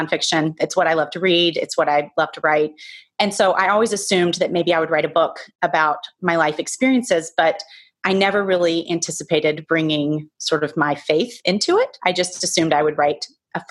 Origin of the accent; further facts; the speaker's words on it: the South, United States; now in Manhattan, New York, United States; All the people that I grew up with in the South, that's where I grew up